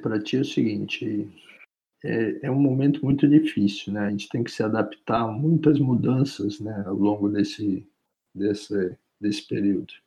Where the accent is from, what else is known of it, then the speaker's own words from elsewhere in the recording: Santos, São Paulo, Brazil; also born or lived in United States / Germany; eu sou santista, nasci em Santos minha família toda é de Santos